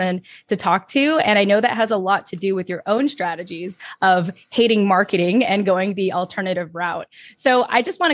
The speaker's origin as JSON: {"language": "English", "country": "United States", "said": "I am an American"}